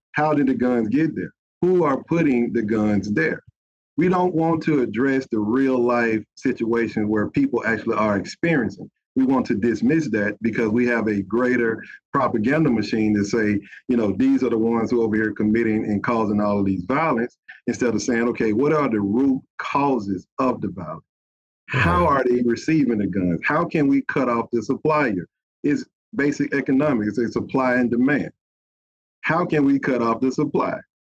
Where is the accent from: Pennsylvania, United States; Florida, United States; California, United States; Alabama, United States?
Alabama, United States; Bessemer; I am from Bessemer. You know, I grew up there